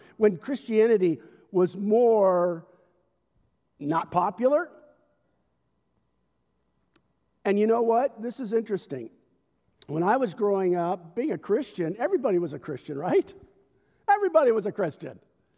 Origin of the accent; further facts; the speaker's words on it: United States; My identity is not first and foremost as an American citizen, although I love my culture.